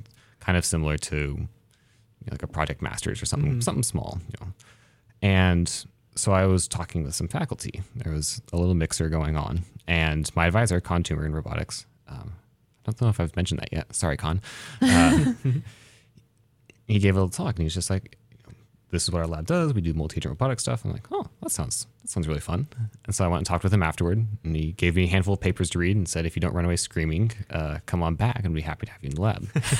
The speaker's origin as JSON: {"language": "English", "town": "Baker City", "region": "Oregon", "country": "United States", "tie": "born or raised there", "said": "So I grew up with here in Eastern Oregon, grew up in Baker City."}